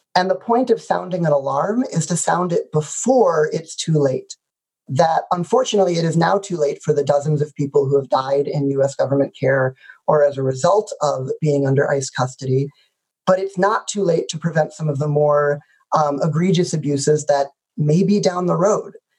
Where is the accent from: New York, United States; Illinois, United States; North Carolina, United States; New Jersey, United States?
Illinois, United States; the suburbs of Chicago; the suburbs of Chicago in a community where being Jewish didn't feel particularly out of the ordinary